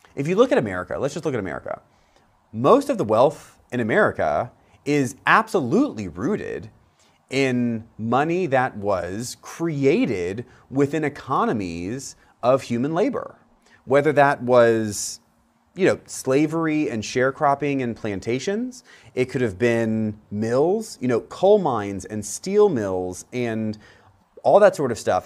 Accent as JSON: {"language": "English", "region": "Central Florida", "country": "United States", "tie": "born or raised there", "said": "where I grew up in Central Florida"}